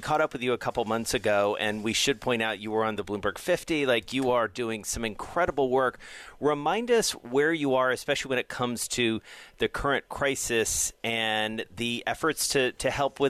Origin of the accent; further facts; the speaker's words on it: Atlanta, Georgia, United States; it's my hometown